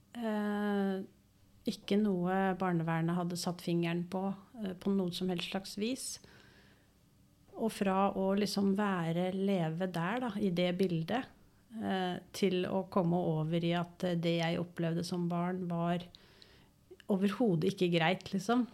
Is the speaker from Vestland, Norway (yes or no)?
no; Oslo, Norway; moved away as an adult; now in Engerdal, Norway; er født og oppvokst i Oslo.